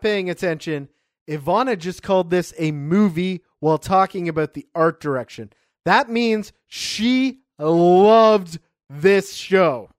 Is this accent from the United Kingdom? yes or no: no; Canada; as a Canadian who has never been to a reservation